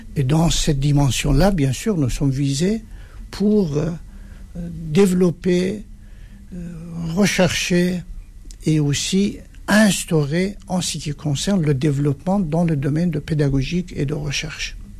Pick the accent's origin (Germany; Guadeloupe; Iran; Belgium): Iran; moved away as an adult; now in France; le moment que j'ai quitté l'Iran